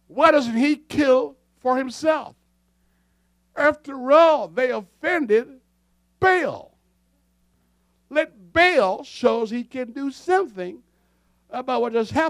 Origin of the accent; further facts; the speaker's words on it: Jamaica; now in Canada; I was born in Jamaica